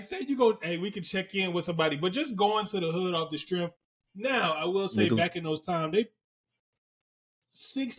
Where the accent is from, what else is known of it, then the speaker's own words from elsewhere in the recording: down South, United States; I'm from South. I'm from down South.